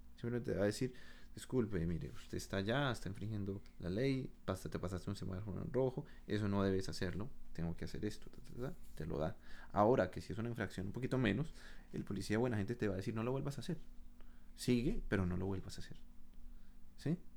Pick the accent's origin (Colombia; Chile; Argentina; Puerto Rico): Colombia; moved away as an adult; now in Canada; yo me fui de Colombia